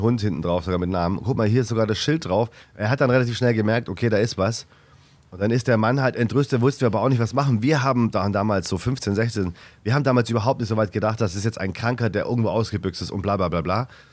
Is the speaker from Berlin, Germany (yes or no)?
no; Stuttgart, Baden-Württemberg, Germany; moved away; ich komme aus Stuttgart